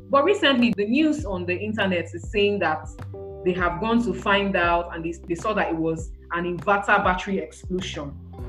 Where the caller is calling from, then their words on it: Niue; Like, as we're having this conversation, I'm calling you from Niue.